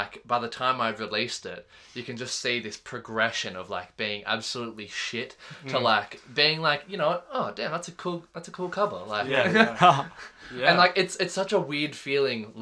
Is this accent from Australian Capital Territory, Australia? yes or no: yes; Canberra, Australian Capital Territory, Australia; moved away as an adult; now in Townsville, Australia; this is where I grew up